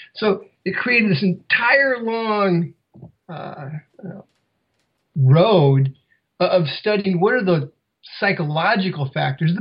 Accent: Iowa, United States; I grew up in Iowa

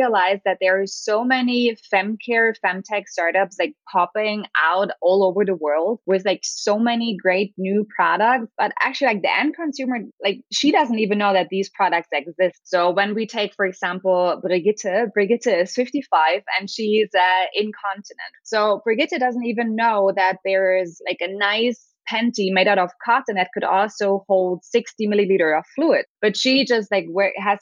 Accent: Berlin, Germany; I'm from Berlin, Germany.

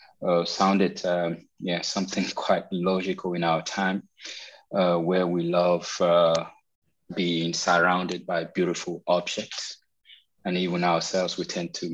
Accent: Nigeria; moved away as an adult; also born or lived in Paris, France; now in Berlin, Germany; I'm a Nigerian singer songwriter who've been living abroad for a while now.

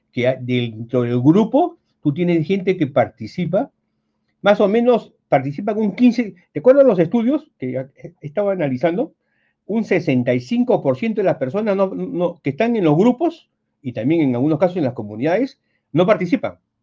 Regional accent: Peru; yo estudié en el Colegio Militar de un Soprado

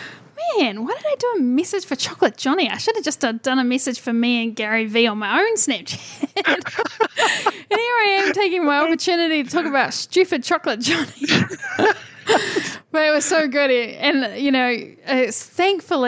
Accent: New Zealand; being a New Zealander

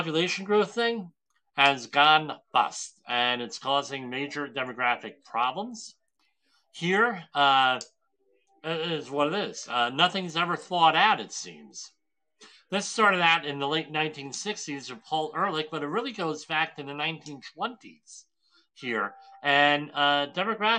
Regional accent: Woodbridge, United States; my hometown of Woodbridge

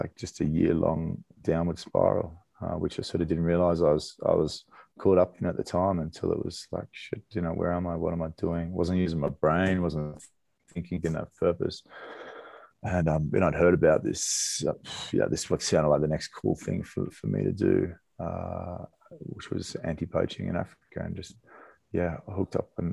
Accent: Australia; moved away; I grew up in Australia

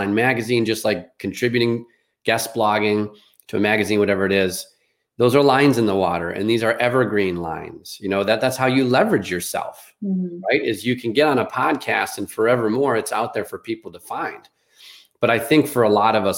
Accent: Chicago, Illinois, United States; I grew up in Chicago on the concrete

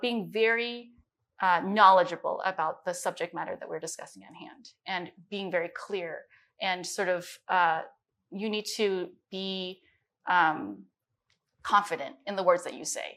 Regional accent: Midwest, United States; also born or lived in Beijing, China; especially growing up in the Midwest, I was, everybody saw me as Chinese.

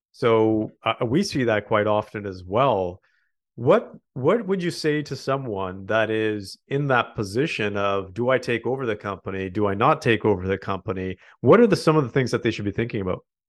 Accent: Canada; we are proudly Canadian

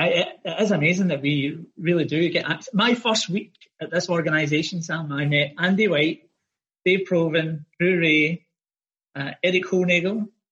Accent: Glasgow, Scotland, United Kingdom; moved away as an adult; now in Australia; I'm from Glasgow in Scotland and I came to Australia, 2003.

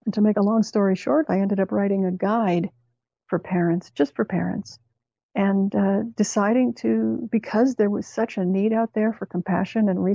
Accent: Canada; Canada, where I grew up

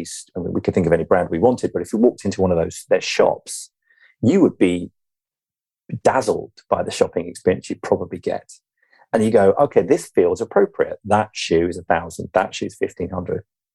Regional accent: England, United Kingdom; You and I, being English

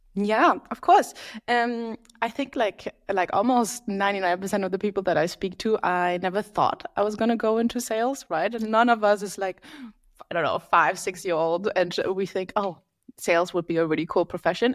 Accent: Berlin, Germany; moved away as an adult; now in London, United Kingdom; I am from Berlin, Germany, lived in London for the last eight years

